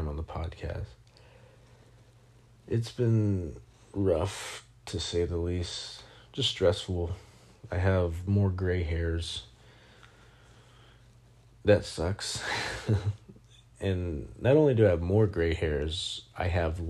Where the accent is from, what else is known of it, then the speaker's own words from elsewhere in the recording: Sabinal, Texas, United States; moved away; also born or lived in Minnesota; I went back to my hometown in Texas